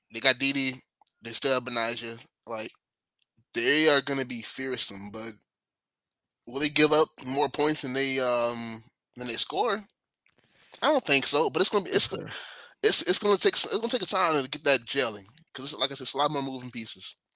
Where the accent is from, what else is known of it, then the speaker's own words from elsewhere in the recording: Chicago, Illinois, United States; now in Dallas, United States; I am born and raised in Chicago